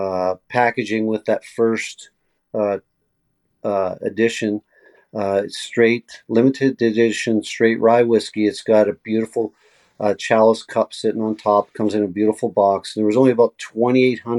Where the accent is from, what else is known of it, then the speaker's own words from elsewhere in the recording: Canada; what we grew up on here in Canada